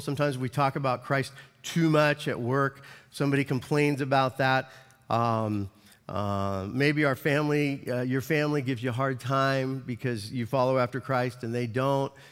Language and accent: English; United States; as an American